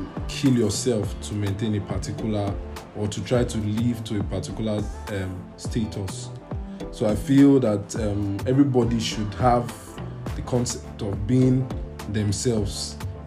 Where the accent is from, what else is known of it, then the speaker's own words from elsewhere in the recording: Nigeria; I am Nigerian